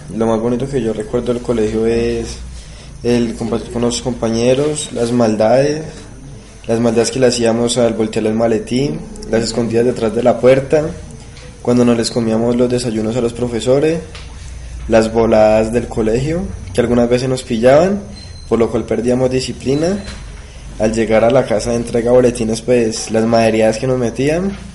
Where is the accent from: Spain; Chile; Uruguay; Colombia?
Colombia; Guayabal, Valle del Cauca; soy del corregimiento de Guayabal